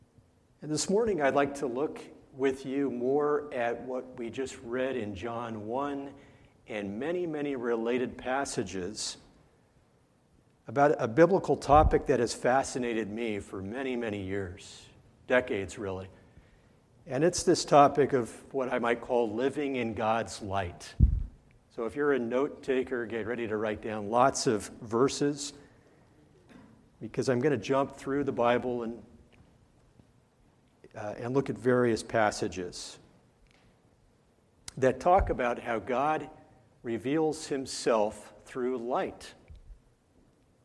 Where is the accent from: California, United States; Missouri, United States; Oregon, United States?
California, United States; Southern; moved away; I grew up in Southern California